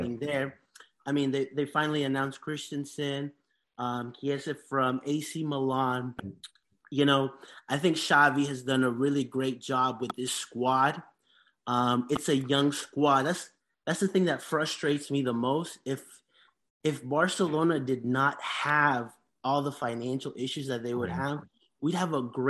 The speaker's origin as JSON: {"language": "English", "country": "Honduras", "tie": "born or raised there", "moved": "yes", "said": "I grew up, like, I'm from Honduras. In Honduras"}